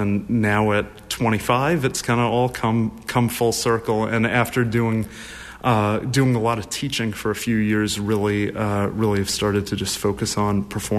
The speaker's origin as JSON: {"language": "English", "town": "Waltham", "region": "Massachusetts", "country": "United States", "tie": "born or raised there", "said": "Well, I grew up in Waltham, Massachusetts, so pretty local."}